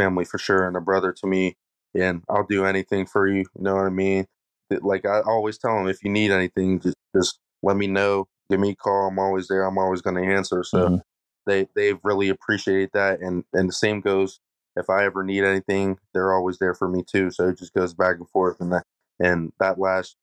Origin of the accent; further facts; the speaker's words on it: Uniontown, Pennsylvania, United States; I grew up in Uniontown